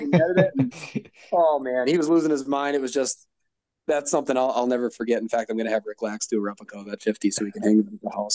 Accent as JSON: {"language": "English", "town": "Green Bay", "region": "Wisconsin", "country": "United States", "said": "I'm from Green Bay. I've, I've, fished Green Bay since I was three years old"}